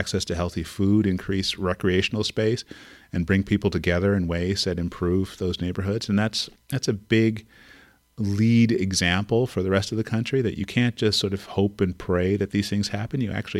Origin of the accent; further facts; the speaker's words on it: California, United States; When I go to the East Coast, I tell people that I'm from the future. I'm from California.